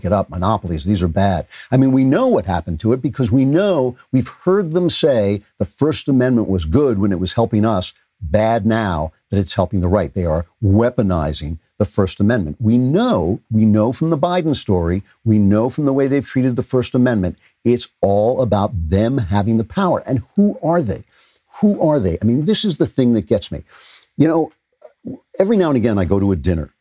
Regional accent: United States; I am an American

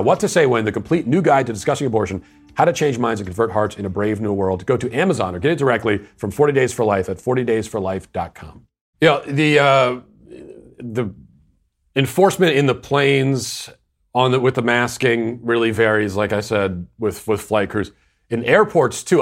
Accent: Virginia, United States; also born or lived in Tennessee; my home state of Virginia back to my old stomping grounds of Tennessee

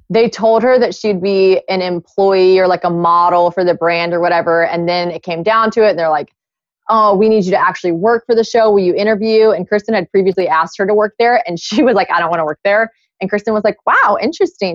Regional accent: South Carolina, United States; moved away; I am from South Carolina. I grew up in South Carolina.

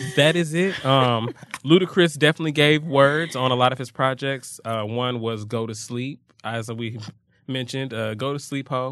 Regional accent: Atlanta, Georgia, United States; I'm from Atlanta

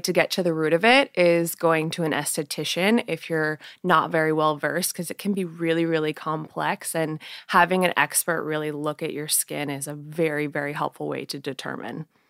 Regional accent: Portland, Oregon, United States; also born or lived in Honolulu, Hawaii; I moved back to Portland, Oregon, where my mom's from. And so I spent the majority of my life in Oregon

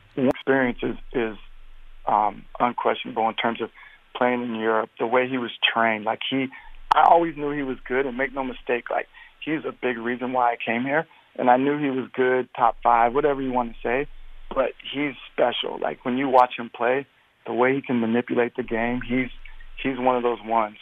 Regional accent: Portland, Oregon, United States; I'm from Portland

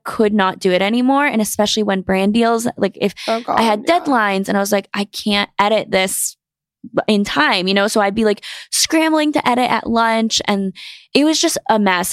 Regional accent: North Carolina, United States; moved away as an adult; now in New York City, United States; I grew up in North Carolina and I went to school there

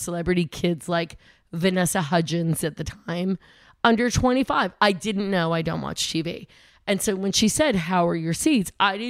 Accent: Syracuse, New York, United States; I'm from Syracuse.

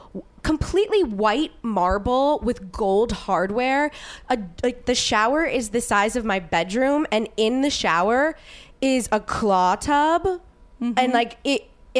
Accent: New Orleans, Louisiana, United States; And I grew up in New Orleans.

